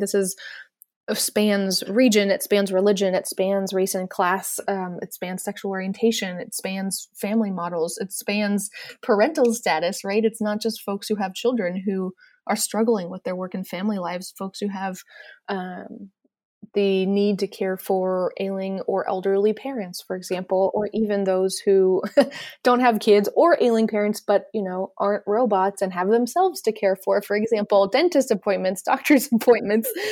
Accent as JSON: {"language": "English", "country": "United States", "said": "as an American"}